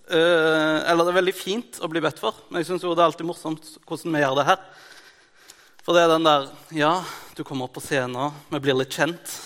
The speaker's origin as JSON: {"language": "Norwegian", "country": "Mongolia", "tie": "born or raised there", "said": "Eh, jeg er misjonærbarn fra Mongolia. Det er det til gjengjeld veldig mange som vet."}